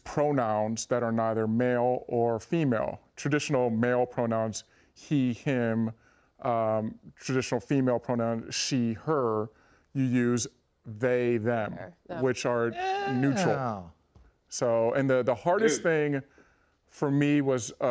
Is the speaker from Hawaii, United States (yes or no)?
no; Los Angeles, California, United States; the Lakers, my hometown team, you know, I remember being a kid and going to Laker games